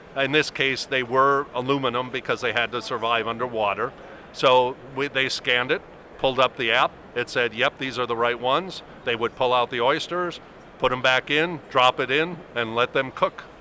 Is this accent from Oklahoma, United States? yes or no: no; Arizona, United States; I'm from Arizona